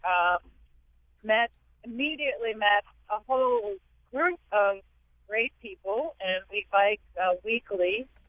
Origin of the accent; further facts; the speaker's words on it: Connecticut, United States; moved away as an adult; also born or lived in New York / West Hartford; I grew up in Connecticut, but moved, uh, to New York and lived in New York for, uh, the last four or five years